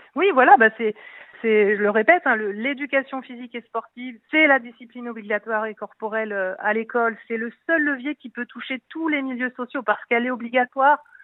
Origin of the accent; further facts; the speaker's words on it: Nord-Pas-de-Calais, Hauts-de-France, France; je suis du Nord-Pas-de-Calais